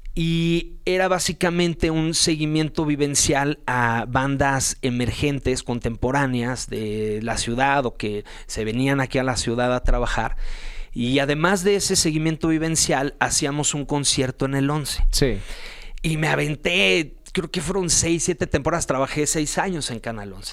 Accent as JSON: {"language": "Spanish", "region": "Mexico City", "country": "Mexico", "tie": "born or raised there", "said": "yo nací aquí en la Ciudad de México"}